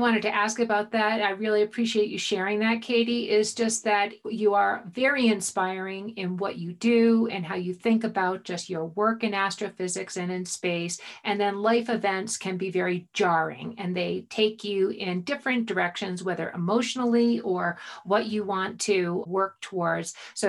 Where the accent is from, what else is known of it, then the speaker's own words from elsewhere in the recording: Boulder, Colorado, United States; We're from Boulder. You live in Boulder right now. And I live in Boulder.